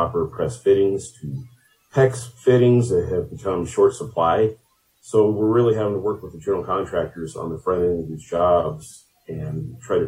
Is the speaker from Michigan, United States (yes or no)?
no; Craig, Colorado, United States; also born or lived in Grand Junction, Colorado; I grew up in Craig, Colorado. We moved here in 1998